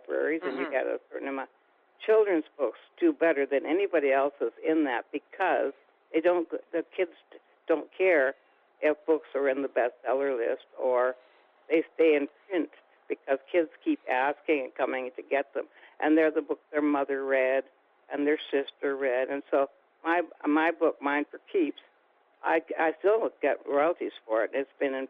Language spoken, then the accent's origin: English; Canada